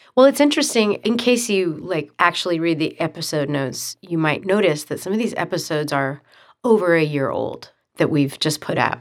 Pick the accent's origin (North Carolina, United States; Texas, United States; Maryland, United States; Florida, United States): Texas, United States; Grapevine; moved away; And I'm from Grapevine